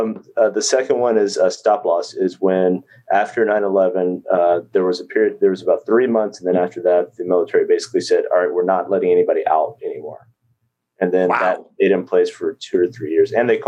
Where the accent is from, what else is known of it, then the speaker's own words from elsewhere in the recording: Texas, United States; moved away as an adult; also born or lived in Virginia; So I grew up in Texas.